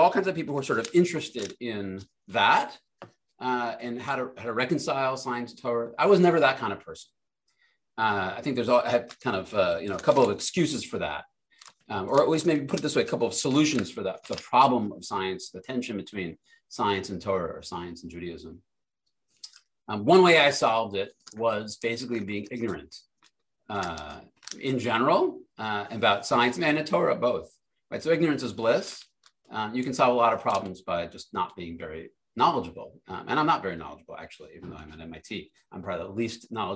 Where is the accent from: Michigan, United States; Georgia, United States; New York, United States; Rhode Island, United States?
Rhode Island, United States; Providence; I grew up in Providence, Rhode Island